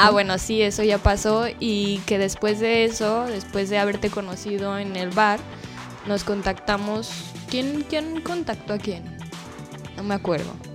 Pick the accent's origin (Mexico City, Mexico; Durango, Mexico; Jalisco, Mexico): Jalisco, Mexico; Guadalajara; moved away as an adult; now in Cancún, Mexico; vengo de Guadalajara pero ya llevo cuatro años viviendo aquí en Cancún